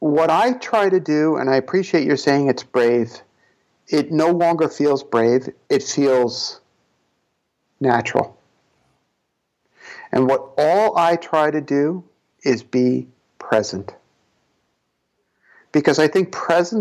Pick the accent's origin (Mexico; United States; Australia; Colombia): United States; New York City, New York; we're both from Brooklyn